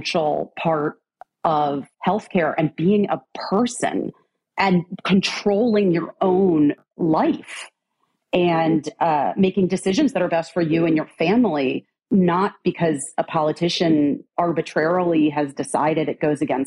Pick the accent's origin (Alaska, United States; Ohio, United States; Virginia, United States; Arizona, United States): Arizona, United States; I grew up in Arizona